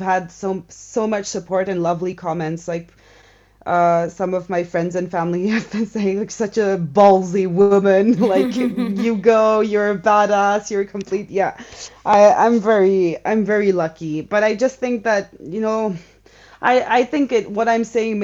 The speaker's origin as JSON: {"language": "English", "country": "India", "tie": "born or raised there", "moved": "yes", "lives_now": "Switzerland", "said": "I grew up in India before arriving in Switzerland"}